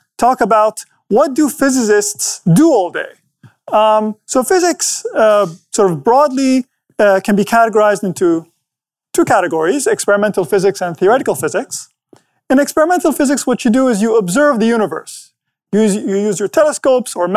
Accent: Abu Dhabi, United Arab Emirates; my hometown

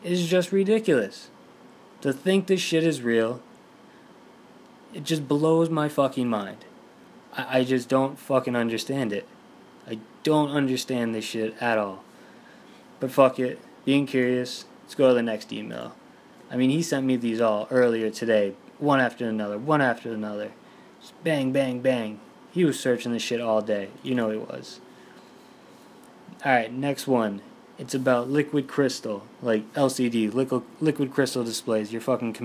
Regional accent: Boston, Massachusetts, United States; I'm from Boston.

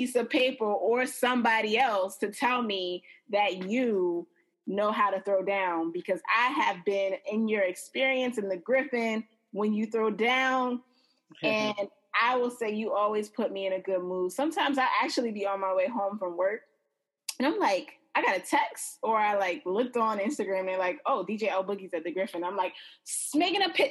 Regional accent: Nigeria; I am Nigerian

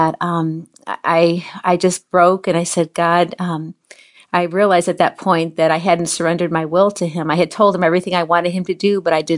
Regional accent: Chicago, Illinois, United States; now in Orlando, United States; I was a Chicago City girl, born and raised in Chicago

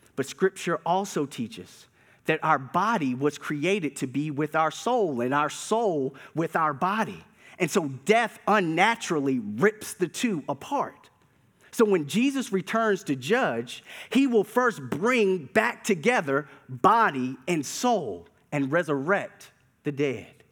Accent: Durham, North Carolina, United States; As a kid growing up in Durham, North Carolina

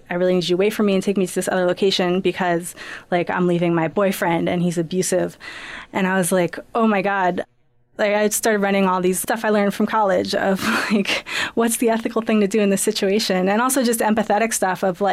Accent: Princeton, New Jersey, United States; I grew up in Princeton

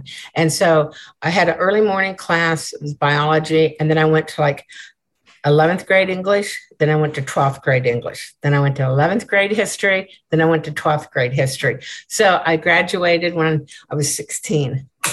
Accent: Des Moines, Iowa, United States; now in Kempner, United States; I was born in Des Moines, Iowa

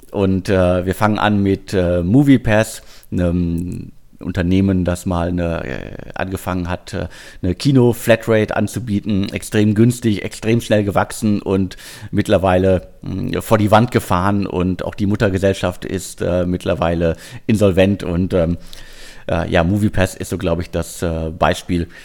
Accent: Bottrop, North Rhine-Westphalia, Germany; born there; äh, ich bin im Ruhrgebiet in Bottrop geboren.

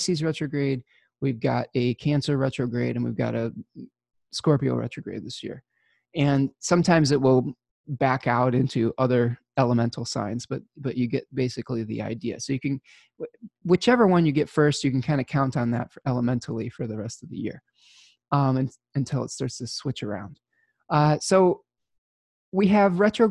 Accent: Midwest, United States; being a Midwesterner. We have all four seasons here

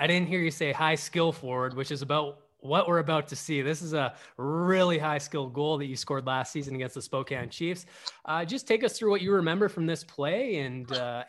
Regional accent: Vancouver, British Columbia, Canada; I'm from Vancouver. I got to play in Vancouver for the Vancouver Giants

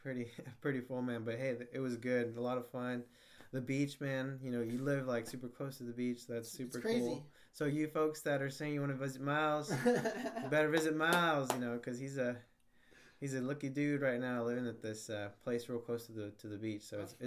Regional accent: United States; For me growing up, it was like I was always cheering for Mexico, even though I'm from the United States.

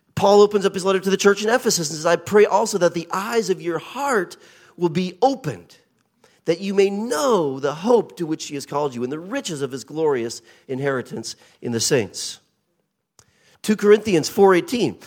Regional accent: Portland, Oregon, United States; accent: colonial twang; moved away as an adult; also born or lived in Japan / central New York State; now in Chertsey, United Kingdom; I was raised in Portland, Oregon.

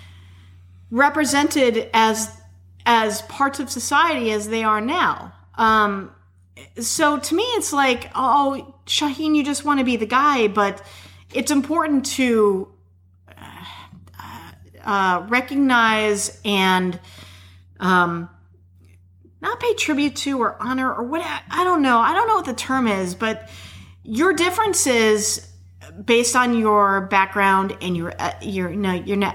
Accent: Chicago, Illinois, United States; now in Houston, United States; I originate from Chicago

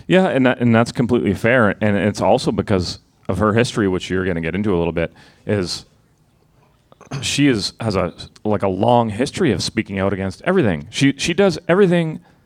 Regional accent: Sudbury, Ontario, Canada; I'm from Sudbury. I'm from Northern Ontario.

